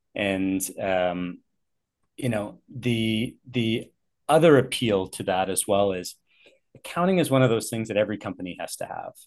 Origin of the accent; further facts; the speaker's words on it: Richmond, British Columbia, Canada; I've uh, been born and raised in the Vancouver area. Um, grew up in Richmond, actually.